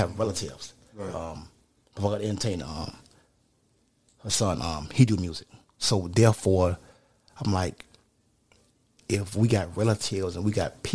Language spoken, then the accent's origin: English; Opa-locka, Florida, United States; I'm from the Bab in Opa-locka